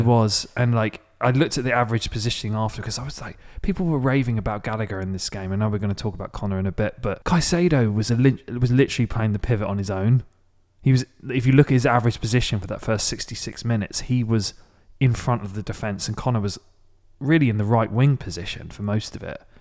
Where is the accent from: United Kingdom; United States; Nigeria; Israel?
United Kingdom; Maidstone, South East England; My hometown is Maidstone, in the U K, which is about an, about fifty minutes south of London, central London.